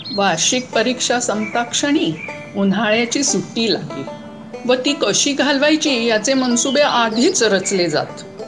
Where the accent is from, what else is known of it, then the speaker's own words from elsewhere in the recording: Mumbai, Maharashtra, India; also born or lived in Konkan; मुंबईत राहून